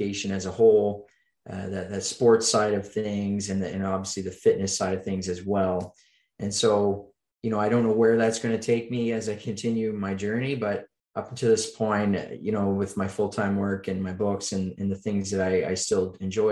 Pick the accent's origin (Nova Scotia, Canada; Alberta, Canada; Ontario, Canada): Nova Scotia, Canada; Oxford; I grew up in Eastern Canada, a little town called Oxford, Nova Scotia